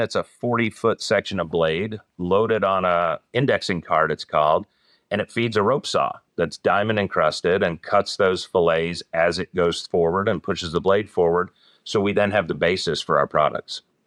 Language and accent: English; Northern New Jersey, United States; moved away as an adult; now in Rocky River, United States; I'm originally from the East Coast, Northern New Jersey, but I've been in this area for about twenty-three years